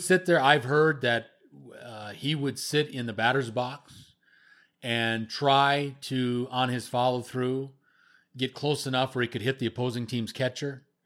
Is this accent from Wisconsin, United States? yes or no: yes; Wisconsin, United States; me growing up in Wisconsin